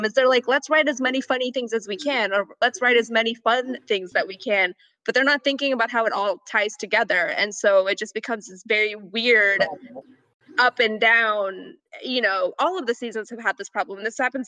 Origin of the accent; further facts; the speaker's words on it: Bangladesh; I'm Muslim, but I'm from Bangladesh